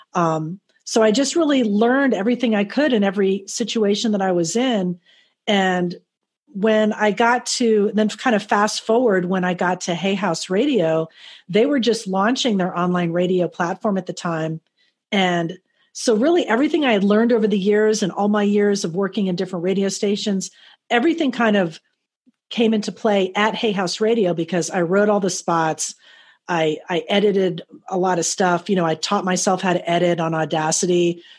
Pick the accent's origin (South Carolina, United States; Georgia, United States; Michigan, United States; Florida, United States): Florida, United States; Miami; also born or lived in Fort Lauderdale; in my local hometown, I grew up in Miami, Fort Lauderdale.